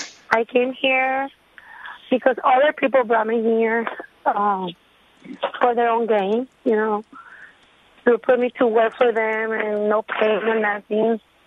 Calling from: Brownsville, Texas, United States; I'm calling from Brownsville, Texas. I'm here illegally for 20 years.

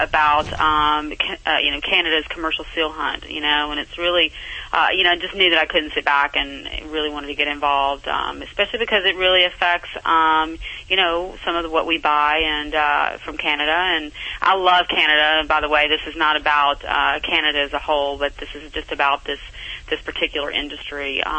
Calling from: Santa Barbara, California, United States; I am calling in from Santa Barbara, where I'm my home.

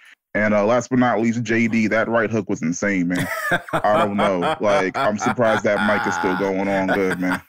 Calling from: Pennsylvania, United States; I'm calling from Pennsylvania.

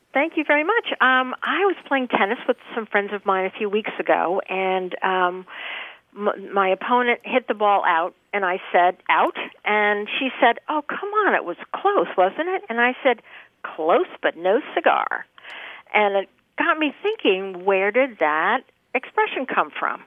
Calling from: Vero Beach, Florida, United States; I'm calling from Vero Beach, Florida

